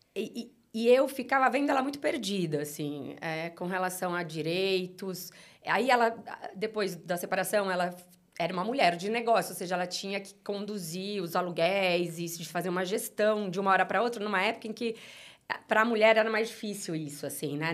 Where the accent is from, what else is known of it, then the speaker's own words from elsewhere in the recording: São Paulo, Brazil; also born or lived in Uberaba, Minas Gerais; eu cheguei em São Paulo com cinco anos de idade, então muito pequena, né? Cresci em São Paulo